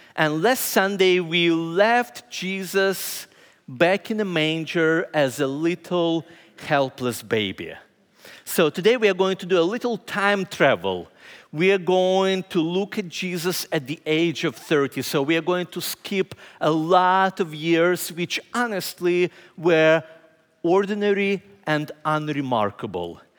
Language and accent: English; Ukraine; moved away as an adult; also born or lived in Indianapolis, United States; now in Lancaster, United States